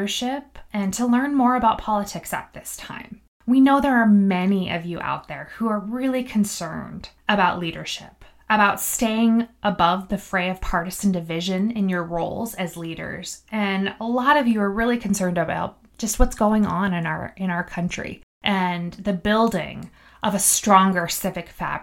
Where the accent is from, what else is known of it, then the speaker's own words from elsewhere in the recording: Missoula, Montana, United States; also born or lived in Clancy, Montana; I was born and raised in Missoula, Montana